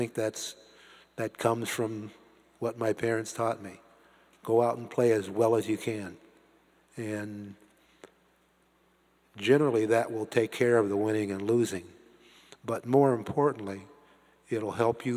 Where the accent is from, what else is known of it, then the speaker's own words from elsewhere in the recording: Canton, Ohio, United States; somebody like me growing up in Canton, Ohio